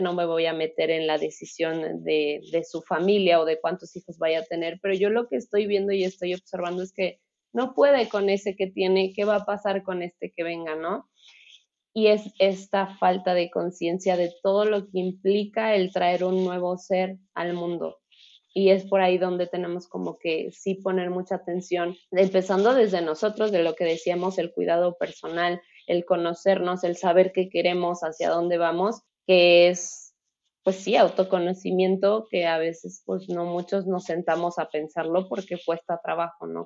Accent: Mexico; aquí en nuestro país

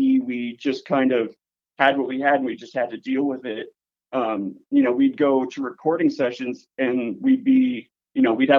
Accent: Paradise, California, United States; moved away as an adult; also born or lived in San Francisco, California; now in Minnesota, United States; I'm originally from Paradise, California. Okay. So my hometown burnt down quite some time ago.

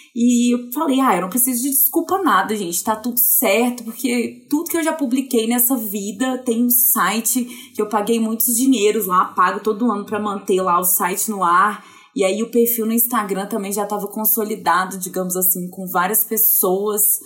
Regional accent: Viçosa, Minas Gerais, Brazil; moved away as an adult; now in Belo Horizonte, Brazil; Eu sou do interior de Minas Gerais, de Viçosa, nascida, formada, criada lá. Aí eu vim para Belo Horizonte há uns 10 anos.

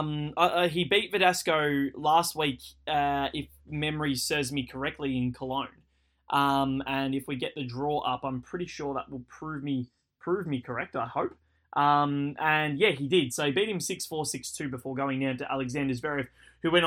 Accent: Australia; my home country

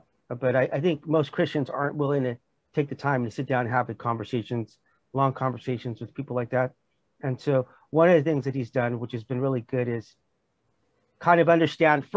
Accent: United States; moved away as an adult; now in South Korea; as an American

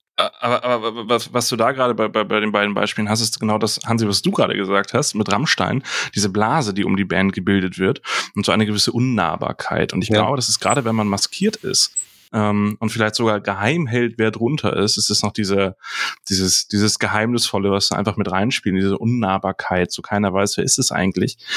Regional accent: Hamburg, Germany; Als Hamburger

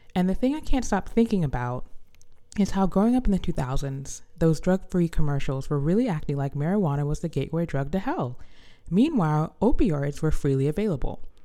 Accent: the South, United States; as a Southerner

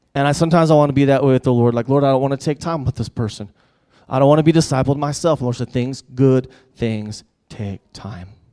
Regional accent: United States; as American

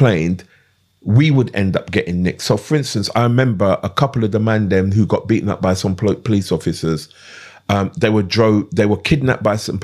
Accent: London, United Kingdom; also born or lived in Clapham; I grew up in Brixton, but I wasn't from Brixton

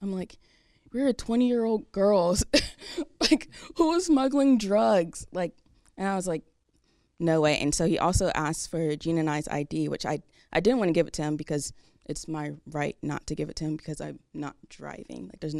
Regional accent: Delaware, United States; now in Jacksonville, United States; I think the first time that I've experienced racism was when I moved from Jacksonville, from Delaware, which was a big culture shock because where my parents and I lived at in Delaware

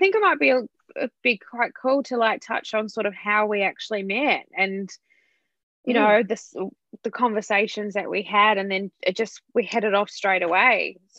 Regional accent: New Zealand; moved away; I'm originally from New Zealand and my core group of friends are in New Zealand.

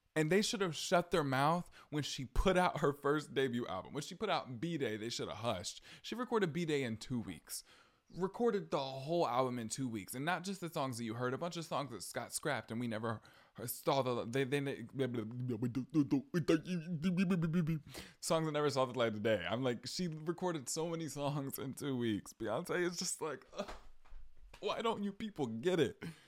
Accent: the South, United States; I'm from the South

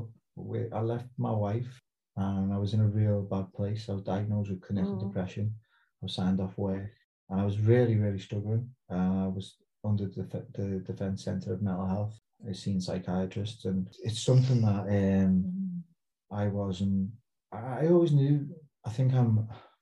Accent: Liverpool, North West England, United Kingdom; accent: Scouse; moved away as an adult; also born or lived in Portsmouth; now in South Coast, England; growing up as a Scouser

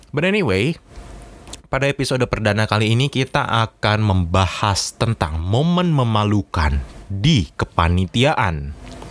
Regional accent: Jakarta, Indonesia; moved away as an adult; now in Surabaya, Indonesia; saya berasal dari Jakarta atau ibu kota kita tercinta.

